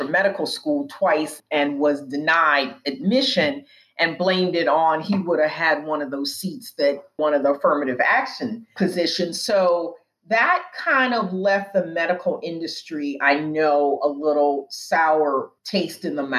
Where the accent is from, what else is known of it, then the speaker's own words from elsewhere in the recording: Pacific Northwest, United States; I grew up in the Pacific Northwest. You know, we didn't have a lot of Black people up there when I was growing up.